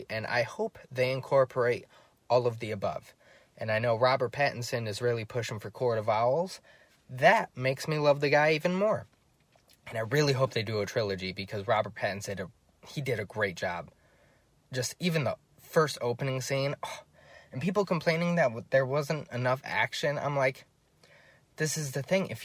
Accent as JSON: {"language": "English", "country": "Ireland", "said": "I'm Irish, I should know."}